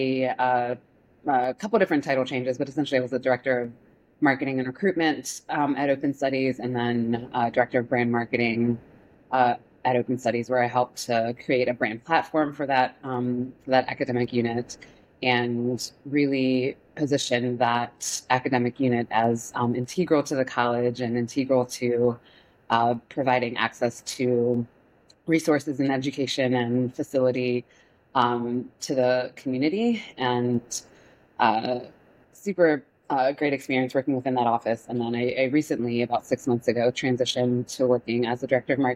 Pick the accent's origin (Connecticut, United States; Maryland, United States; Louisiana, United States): Maryland, United States; Baltimore County; also born or lived in Miami, Florida; I grew up in Baltimore County, suburbs of Baltimore County, and went to high school here.